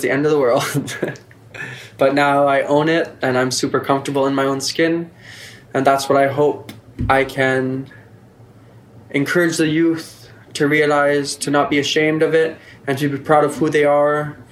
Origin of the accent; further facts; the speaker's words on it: Gaspé, Quebec, Canada; also born or lived in Montreal; now in Nunavik, Canada; I'm from the Gaspé. I moved to Montreal to further my education.